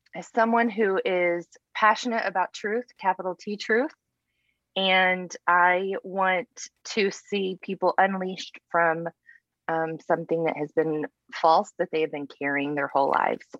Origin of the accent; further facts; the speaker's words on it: Texas panhandle, United States; born and raised in texas you know texans we don't think there's much outside of texas